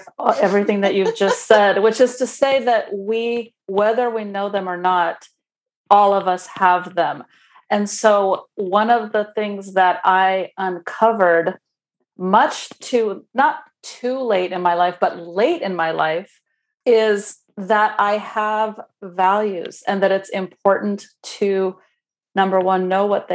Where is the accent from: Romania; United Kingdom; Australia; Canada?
Romania; English is a second language; moved away; as a baby 10-year-old in communist Romania